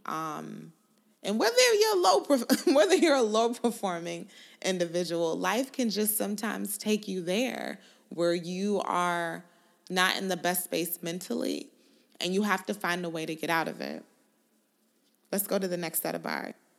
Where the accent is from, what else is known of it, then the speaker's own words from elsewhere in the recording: Houston, Texas, United States; I'm from Houston.